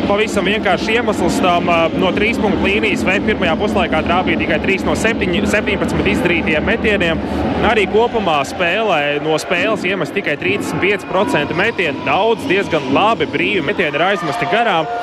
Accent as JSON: {"language": "Latvian", "region": "Siberia", "country": "Russia", "first_language": "Russian", "second_language": "Latvian", "lives_now": "Latvia", "said": "Es esmu repatriants no Sibīrijas, un mana dzimta valoda ir krievu."}